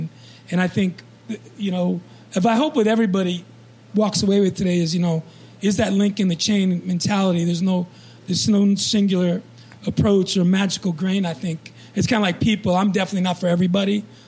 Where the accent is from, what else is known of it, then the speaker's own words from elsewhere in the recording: New York, United States; moved away; when I was growing up in New York in the, late 60s, 70s